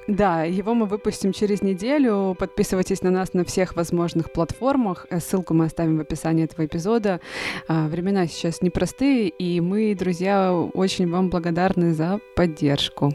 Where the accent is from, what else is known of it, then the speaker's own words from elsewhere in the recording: Russia; moved away as an adult; also born or lived in Moscow; И четыре года не была в России, не видела своих родных, близких